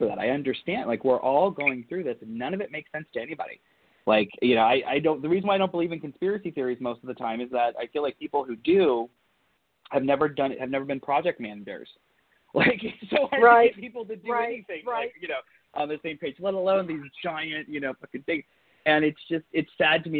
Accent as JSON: {"language": "English", "region": "Southern Ohio", "country": "United States", "tie": "born or raised there", "said": "I was raised in Southern Ohio, part of the Rust Belt"}